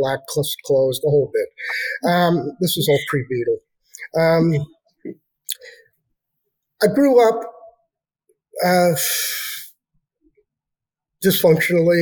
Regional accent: New York City, New York, United States; now in Miramichi, Canada; I was born in Brooklyn, New York, in Flatbush.

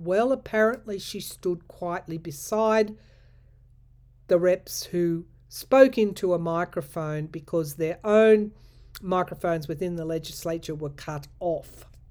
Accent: New South Wales, Australia; We were lucky at the time in my home state to have a female premier

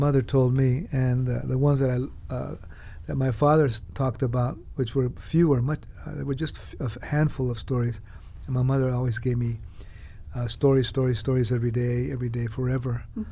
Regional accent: California, United States; I was born in California.

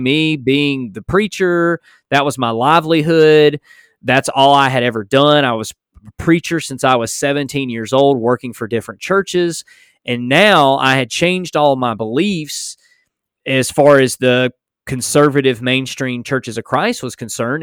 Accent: United States; I was born in America

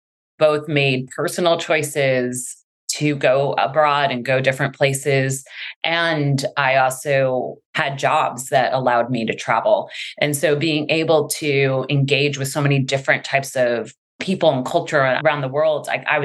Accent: New York, United States; moved away as an adult; also born or lived in Sydney, Australia / Brisbane, Australia / London, United Kingdom / Prague, Czech Republic; now in Bay Area, United States; I'm from New York. I've lived in Sydney. I've lived in Brisbane, London, Prague, Buenos Aires. I now live in the Bay Area.

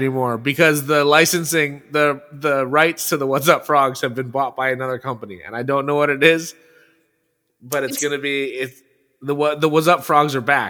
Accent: San Francisco, California, United States; because I'm from San Francisco

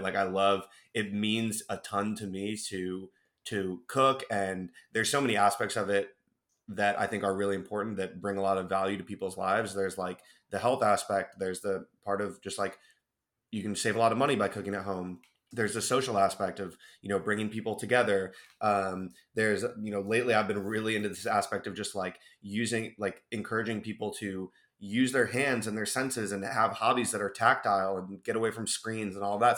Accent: Cleveland, Ohio, United States; moved away; growing up in Cleveland, Ohio

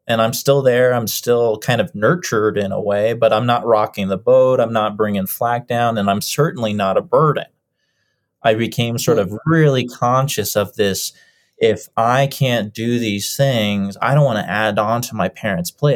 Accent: Lakewood, Colorado, United States; also born or lived in Boulder, Colorado; We've lived and moved up and down the same street for about 25 years. and it's just been up and down the same street on Kipling, uh, right in the heart of Lakewood, uh, which is a little suburb outside of Denver

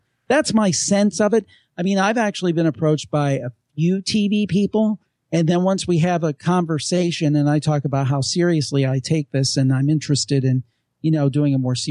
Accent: Cleveland, Ohio, United States; I'm from Cleveland

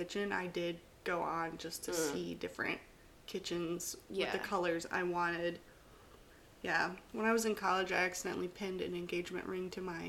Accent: East Tennessee, United States; I grew up in East Tennessee.

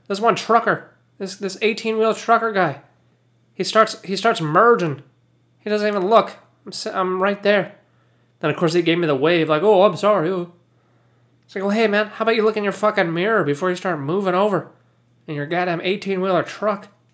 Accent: United States; I'm American

